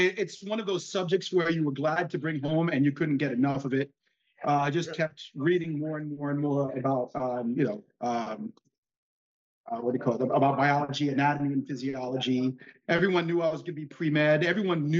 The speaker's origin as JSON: {"language": "English", "town": "New York City", "region": "New York", "country": "United States", "tie": "born or raised there", "also_born_or_lived": "Bensonhurst, Brooklyn, New York", "said": "I was raised in Forest Hills, Queens"}